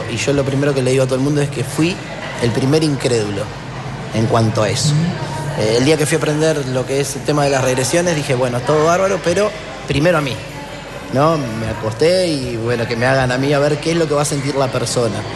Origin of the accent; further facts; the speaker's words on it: Buenos Aires, Argentina; born there; como decía la presentación, yo nací en Buenos Aires.